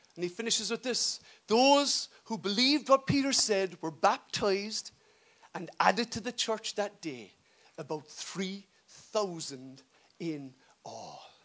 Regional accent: Ireland; as we say in Irish.

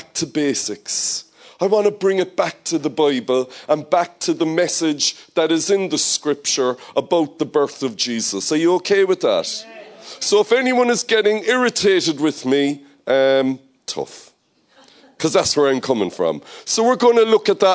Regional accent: Ireland; a lot of us here growing up in Ireland, family is a huge thing at Christmas time

